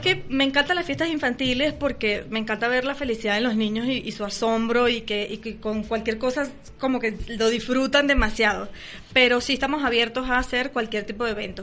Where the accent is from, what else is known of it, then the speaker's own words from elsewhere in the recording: Venezuela; now in Mexico; somos venezolanos